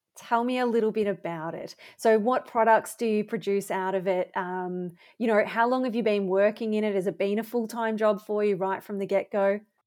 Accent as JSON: {"language": "English", "town": "Bendigo", "region": "Victoria", "country": "Australia", "tie": "born or raised there", "said": "my hometown"}